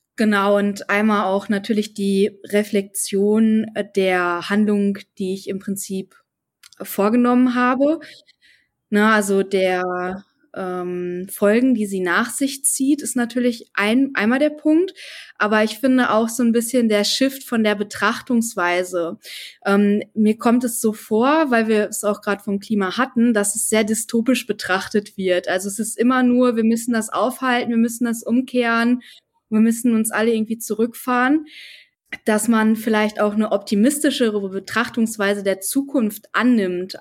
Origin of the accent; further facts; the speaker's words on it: North Rhine-Westphalia, Germany; ich komme aus NRW